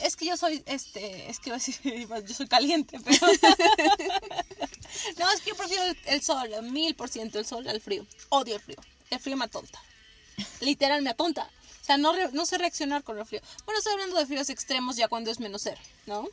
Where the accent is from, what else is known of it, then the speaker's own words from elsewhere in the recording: Mexico; Nosotras que somos de México